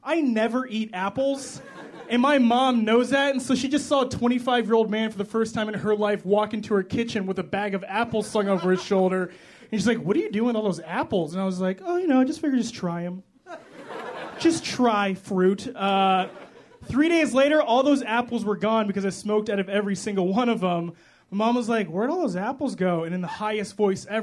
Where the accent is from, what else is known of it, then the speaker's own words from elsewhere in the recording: Chicago, Illinois, United States; I am from Chicago, like Cameron said. I love Chicago.